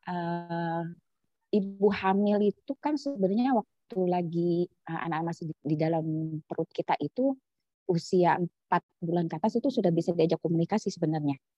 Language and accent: Indonesian; Jakarta, Indonesia; now in Papua, Indonesia; Karena kalau kondisi di Papua itu kan tidak sama seperti asal daerah saya di Jawa gitu di Jakarta.